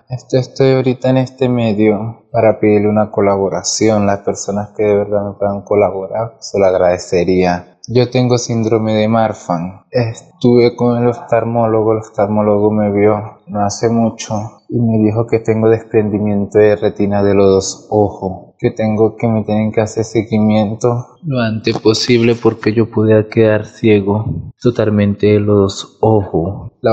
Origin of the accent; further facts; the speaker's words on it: Venezuela; Yo de verdad soy un muchacho de bajo recurso, soy venezolano y por eso, eh, por eso estoy acá